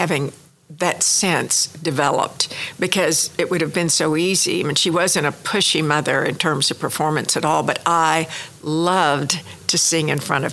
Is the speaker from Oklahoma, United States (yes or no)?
yes; Laverne, Oklahoma, United States; born or raised there; now in Oklahoma City, United States